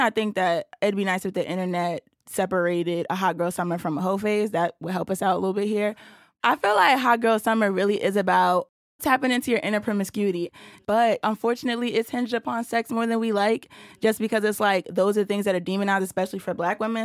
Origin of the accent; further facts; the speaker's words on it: New York City, New York, United States; I'm from Brooklyn, New York